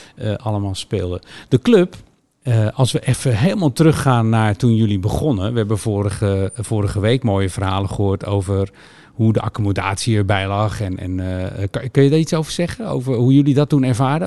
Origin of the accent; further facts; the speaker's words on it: Linschoten, Utrecht, Netherlands; also born or lived in Rotterdam; ik kom uit Rotterdam en ik was zeven toen ik hier... Ik, ik begon in Linschoten dan uiteindelijk